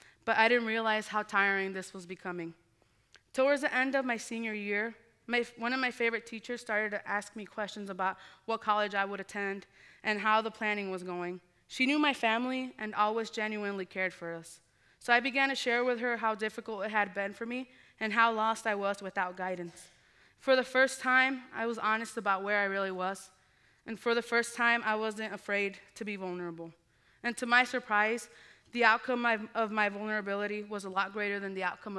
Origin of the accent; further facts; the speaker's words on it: Muscatine, Iowa, United States; I grew up in Muscatine, Iowa